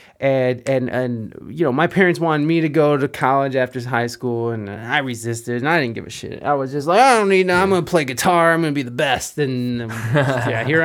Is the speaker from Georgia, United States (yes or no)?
no; Toledo, Ohio, United States; also born or lived in Southern California; I'm from Ohio, Toledo, Ohio. There's not a whole lot of culture here